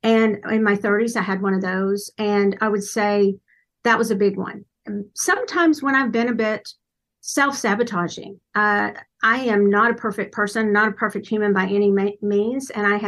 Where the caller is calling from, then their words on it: Dallas, Texas, United States; Dallas, Texas, in the United States.